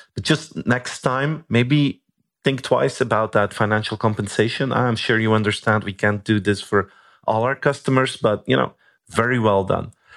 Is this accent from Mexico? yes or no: no; Belgium; I'm from Belgium.